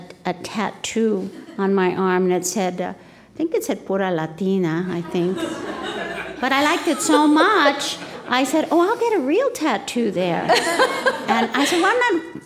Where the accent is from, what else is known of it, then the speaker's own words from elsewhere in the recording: United States; I'm Mexican-American. I'm American. I'm Mexican.